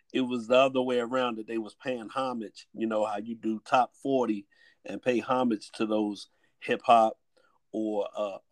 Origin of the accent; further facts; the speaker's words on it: Washington, District of Columbia, United States; we hail from the Washington D.C. area